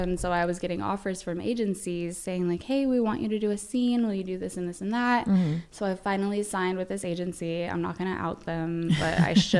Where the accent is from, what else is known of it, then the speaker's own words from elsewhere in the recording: Vancouver, Washington, United States; moved away as an adult; now in Los Angeles, United States; I grew up in Vancouver, Washington.